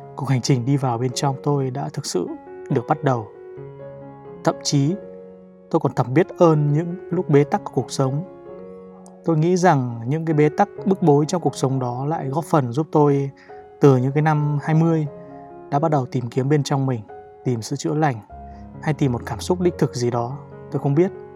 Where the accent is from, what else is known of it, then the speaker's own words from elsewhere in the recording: Ninh Binh, Vietnam; moved away as an adult; also born or lived in Hanoi; Quê tôi thì ở Ninh Bình